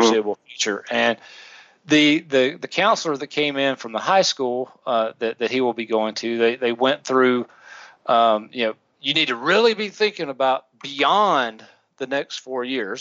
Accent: the South, United States; we we grew up in the South, so we had Winn Dixie.

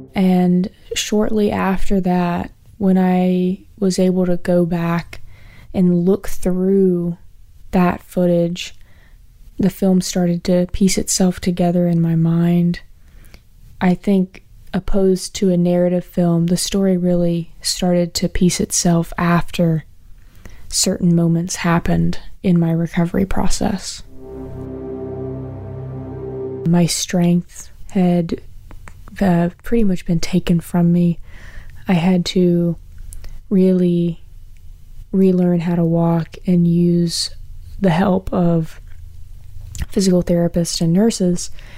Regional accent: Virginia, United States; I'm from Central Virginia

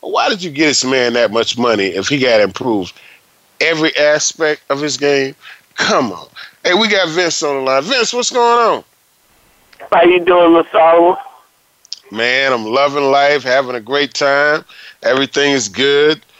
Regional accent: Palatka, Florida, United States; played at my hometown in Palatka, Florida.

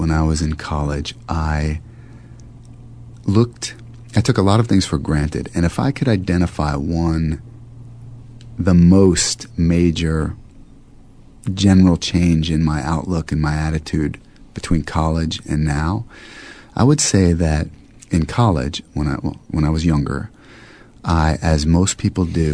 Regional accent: United States; as an American

